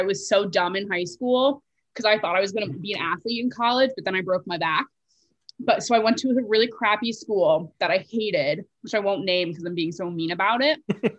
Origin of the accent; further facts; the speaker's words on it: New Jersey, United States; moved away as an adult; also born or lived in Washington, D.C. / Western Pennsylvania; now in New York, United States; Cause I grew up in Jersey, nowhere near Pittsburgh.